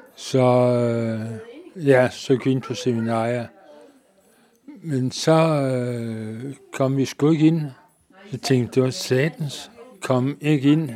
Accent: Nakskov, Zealand, Denmark; jeg kommer ned fra Naksko

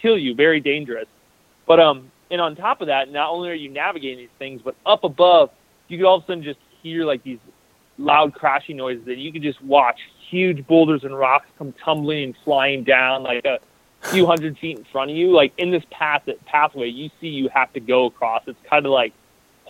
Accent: Iowa, United States; I'm from Iowa

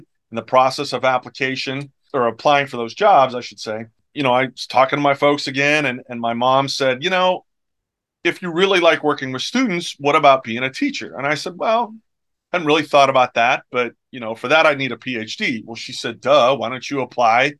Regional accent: Edinboro, Pennsylvania, United States; moved away as an adult; my hometown is Edinburgh, Pennsylvania

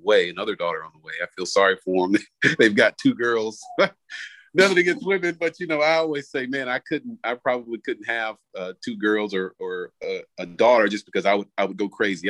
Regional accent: South Florida, United States; moved away as an adult; now in Raleigh, United States; I grew up in Florida, uh, South Florida to be exact

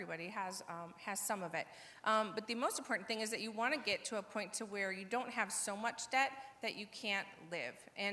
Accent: Portage, United States; I come from Portage. I've been here my whole life.

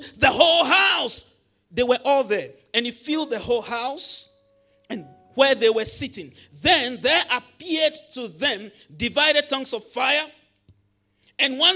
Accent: Volta, Ghana; English is a second language; I come from the Volta region

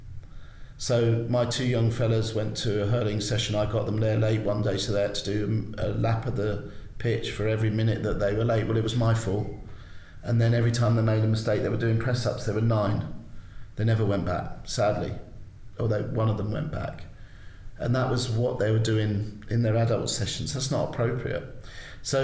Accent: London, United Kingdom; now in Ireland; I grew up in South London, was, you know, not the easiest place to grow up in.

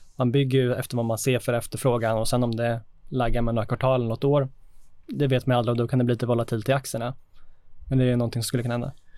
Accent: Sweden

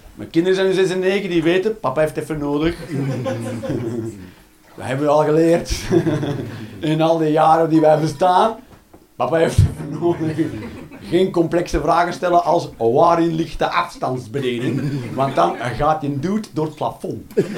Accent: Ghent, Flanders, Belgium; moved away as an adult; now in Eindhoven, Netherlands; ik ben van Gent.

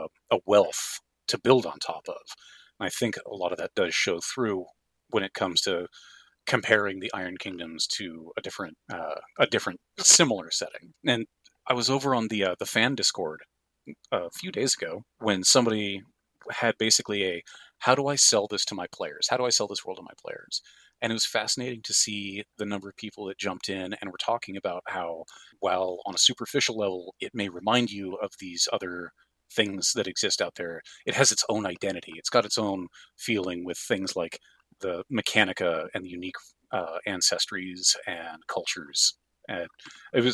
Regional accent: the Northwest, Pacific Northwest, United States; I'm from the Northwest

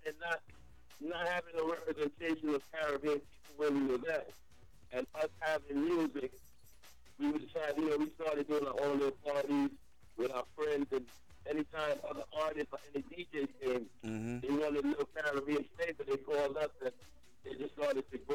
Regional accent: New York City, New York, United States; I'm a New Yorker, a guy in East, grew up in Brooklyn

